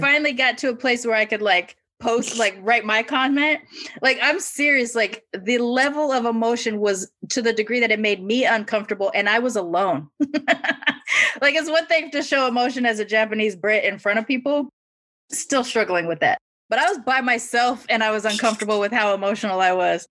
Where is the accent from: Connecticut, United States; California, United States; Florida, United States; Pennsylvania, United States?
California, United States; as a Californian